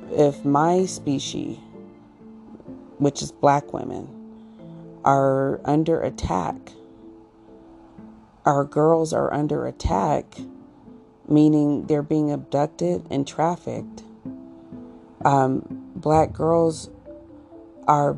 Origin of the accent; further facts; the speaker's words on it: Colorado, United States; growing up in Colorado